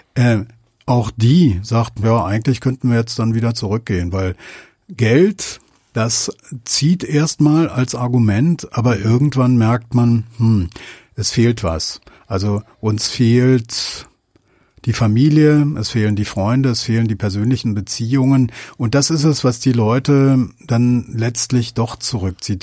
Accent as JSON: {"language": "German", "country": "Germany", "said": "als Deutsche"}